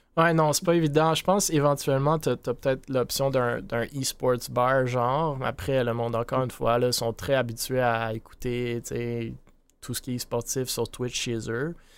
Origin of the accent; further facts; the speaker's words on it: Montreal, Quebec, Canada; je suis de Montréal